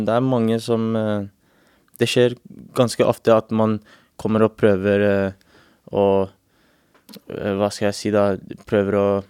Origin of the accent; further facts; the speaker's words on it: England, United Kingdom; now in Norway; jeg vokste opp i England